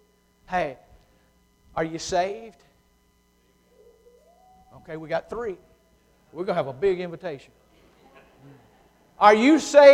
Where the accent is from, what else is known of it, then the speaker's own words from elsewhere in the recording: United Kingdom; being a Brit, you know, we've got to have an answer for everything.